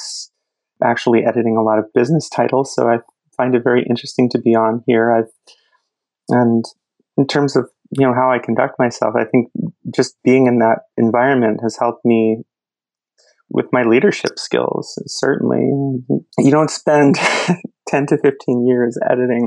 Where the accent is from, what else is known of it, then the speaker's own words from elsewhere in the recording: New Jersey, United States; I grew up in New Jersey